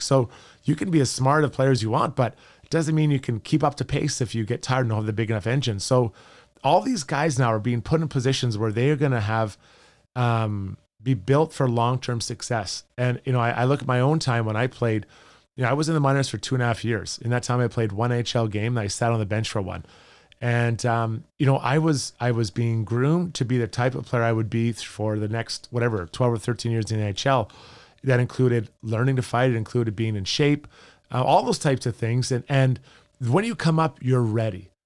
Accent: Edmonton, Alberta, Canada; I grew up in Edmonton playing for the K Cs

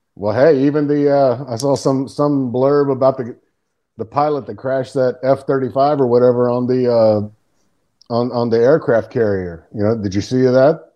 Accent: Texas, United States; moved away; where I grew up in Texas

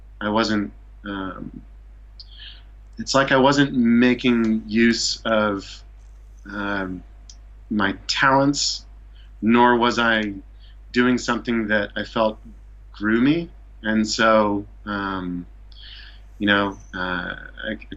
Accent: Issaquah, Washington, United States; moved away as an adult; also born or lived in Seattle, Washington; now in Japan; Grew up in Issaquah, Washington

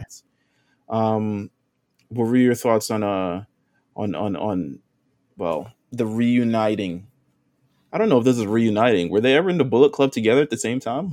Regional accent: New York, United States; I'm from New York

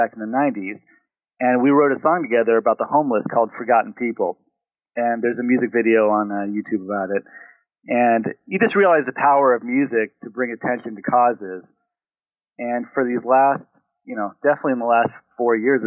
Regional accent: San Diego, California, United States; moved away as an adult; now in Los Angeles, United States; I grew up in San Diego, and then I moved up to Los Angeles to work in entertainment

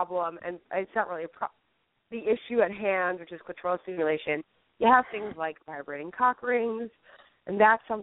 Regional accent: New York City, New York, United States; I'm a New Yorker

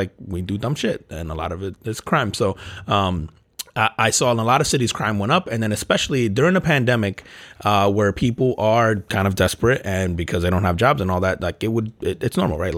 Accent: Newark, New Jersey, United States; also born or lived in Elizabeth, New Jersey; I grew up in Newark, New Jersey, man, and Elizabeth

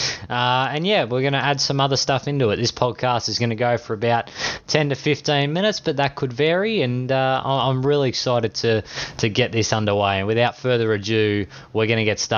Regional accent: Australia; accent: Australian; I am Australian

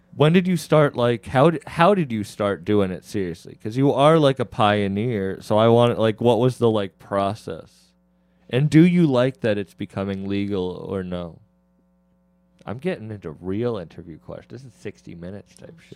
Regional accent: Massachusetts, United States; I'm from Mass

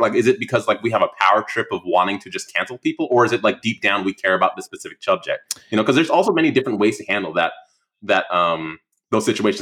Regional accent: Oceanside, California, United States; moved away; also born or lived in Prince George's County, Maryland; I grew up in Ocean City in Oceanside, California

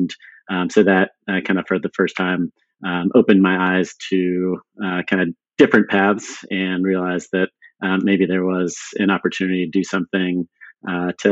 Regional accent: San Diego, California, United States; also born or lived in Sweden; we ended up moving to San Diego when I was six, but grew up in a bilingual household

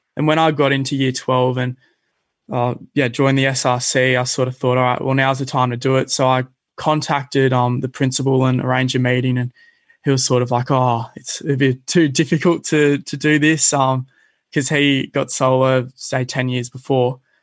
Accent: Cronulla, New South Wales, Australia; growing up in Cronulla, I've been pretty fortunate to spend a lot of my time at the beaches

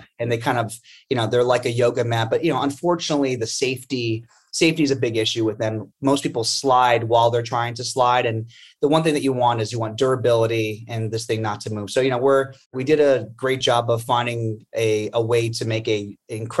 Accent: Forty Fort, Pennsylvania, United States; now in New York City, United States; The town I grew up in was about 20 minutes south of there called 40 Forts

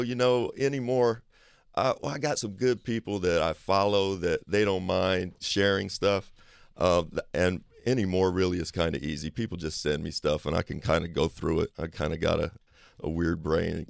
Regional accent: Kentucky, United States; I grew up in Kentucky

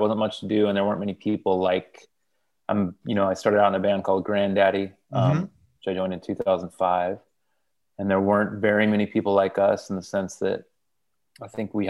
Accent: Modesto, California, United States; also born or lived in Fresno, California; I was born in a town called Fresno, California, raised in Modesto, which is a little bit north of Fresno. In the Central Valley of California, farmland.

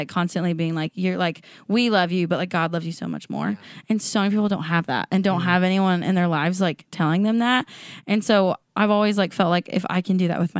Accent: Washington, United States; now in Nashville, United States; At Washington State, a small town.

